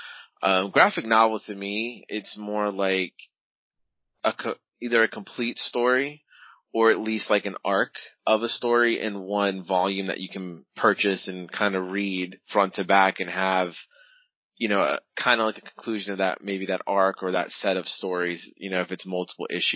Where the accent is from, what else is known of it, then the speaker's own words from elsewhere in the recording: Virginia, United States; also born or lived in New York; I live in Virginia. I grew up in New York and moved here when I was about 10, I guess. So I'm more Virginian than New York